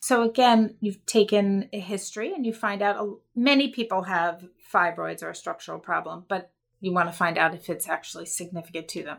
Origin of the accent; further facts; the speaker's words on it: Baltimore, Maryland, United States; I grew up in Baltimore, Maryland